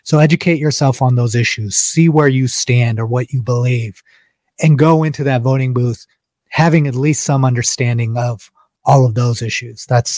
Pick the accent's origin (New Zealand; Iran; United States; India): India; James is Nigerian, I'm Indian, but the experiences are very similar.